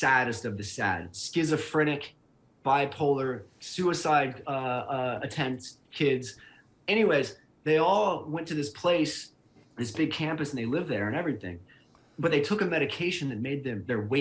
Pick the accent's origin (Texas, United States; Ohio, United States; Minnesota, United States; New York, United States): Ohio, United States; Cincinnati; moved away; also born or lived in Atlanta, Georgia; I'm from Cincinnati, Ohio. I went to Ohio University. I lived in Atlanta for 5 years